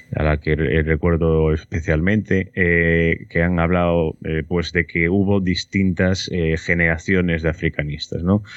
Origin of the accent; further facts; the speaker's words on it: Santiago de Compostela, Galicia, Spain; aquí de donde soy yo, en Galicia, en Santiago